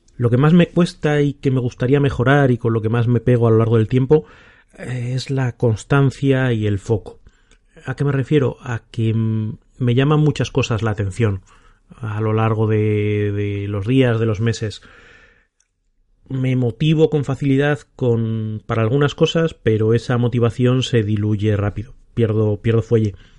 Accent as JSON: {"language": "Spanish", "town": "Salamanca", "region": "Castile and León", "country": "Spain", "also_born_or_lived": "Bilbao / Madrid", "moved": "yes", "lives_now": "Aranda de Duero, Spain", "said": "soy de Salamanca y después de vivir en Bilbao y en Madrid, ahora vivo en Aranda de Duero, Burgos"}